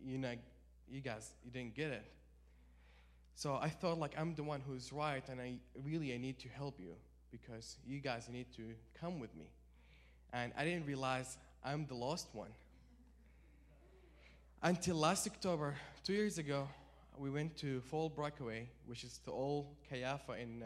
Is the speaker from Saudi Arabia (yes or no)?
yes; Saudi Arabia; moved away; I'm from Saudi Arabia, so I live like about 80 miles away from the desert